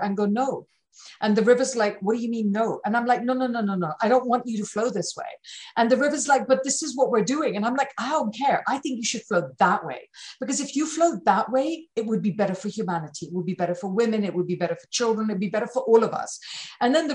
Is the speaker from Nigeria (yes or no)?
no; United Kingdom; I'm British